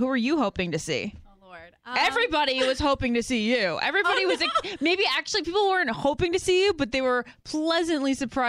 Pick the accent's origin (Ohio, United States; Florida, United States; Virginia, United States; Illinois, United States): Virginia, United States; Northern; I'm from Northern Virginia.